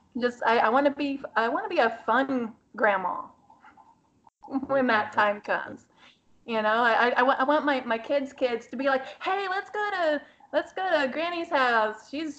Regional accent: Austin, Texas, United States; And I was born and raised in Texas. I've been told that I don't sound like a normal Texan, you know, and I'm like, well, we talk proper. And I grew up in Austin, and people generally talk more proper in Austin anyway.

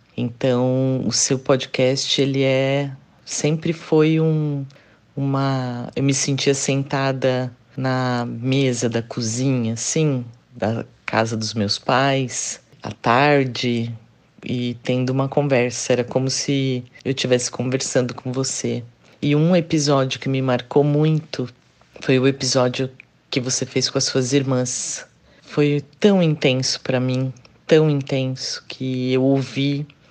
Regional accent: São Paulo, Brazil; sou de São Paulo

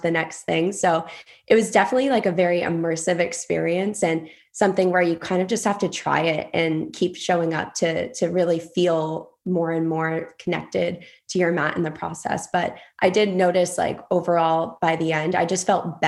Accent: Acushnet, Massachusetts, United States; I grew up in Acushnet, Massachusetts, super small town

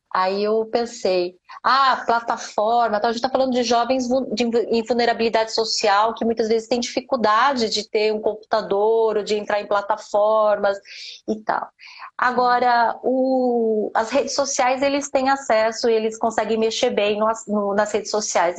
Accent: Brazil; moved away as an adult; also born or lived in Japan; eu nasci no Brasil, eu era pobre

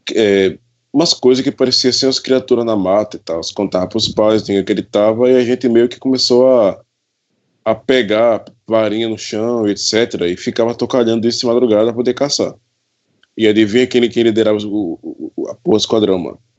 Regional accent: Pesqueira, Pernambuco, Brazil; Eu sou natural da, eu sou natural da cidade de Pesqueira, Pernambuco

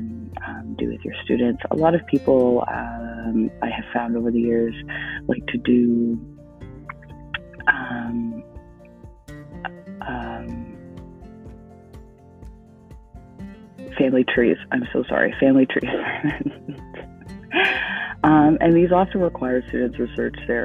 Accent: Canada; being Canadian

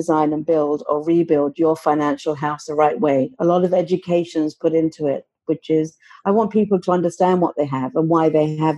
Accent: London, United Kingdom; moved away as an adult; now in Oakville, Canada; I was born and raised in London, England, hence I have an accent

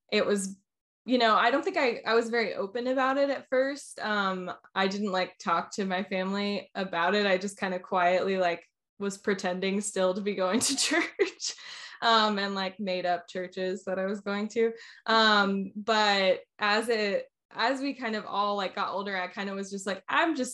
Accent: Orlando, Florida, United States; also born or lived in Nashville, Tennessee; now in Asheville, United States; I'm actually originally from Orlando, Florida, is where I grew up

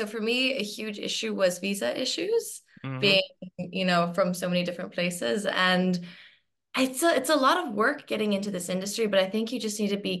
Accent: Hong Kong; So I ended up moving back to my home country, which is Hong Kong.

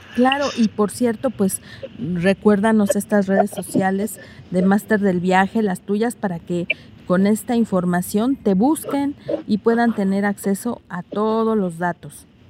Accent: Mexico; un país distinto al de nosotros. Es diferente cuando uno sale de México

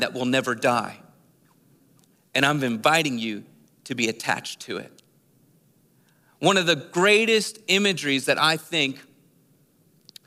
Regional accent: Philadelphia, Pennsylvania, United States; We moved from Philadelphia, the city, to the outer suburbs of Philadelphia

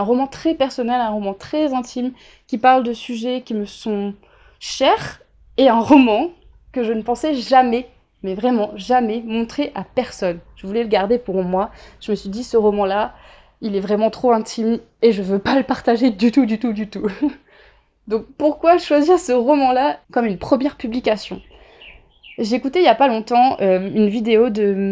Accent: Réunion, France; il faut pas oublier que je viens de la Réunion. Déjà entre la métropole et l'île de la Réunion, même si la Réunion est française, il y a un grand écart en termes de culture

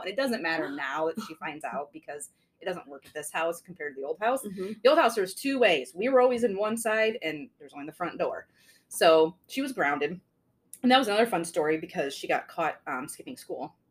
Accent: Mineral, Illinois, United States; I did Mineral until eighth grade, and then I went to Bureau Valley ninth grade and, and up

